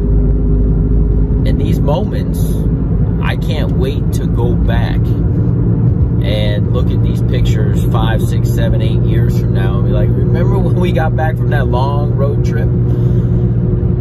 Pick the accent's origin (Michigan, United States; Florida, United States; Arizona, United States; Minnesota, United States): Florida, United States; I grew up in Florida